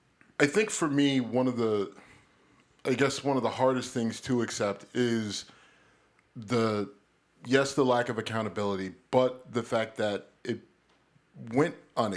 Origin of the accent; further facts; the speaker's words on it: United States; I'm a patriot through and through. I'm an American. I love this country. I don't want to go anywhere else. I don't want to go back to Africa. You know why? Because I've never been to Africa.